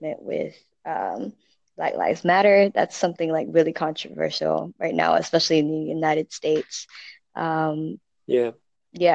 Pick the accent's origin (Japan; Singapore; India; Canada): Singapore; I'm from Singapore. I am located right now in Singapore.